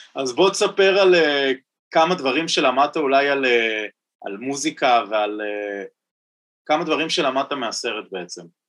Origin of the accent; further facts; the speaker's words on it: Tel Aviv, Tel Aviv District, Israel; בתור תל אביבי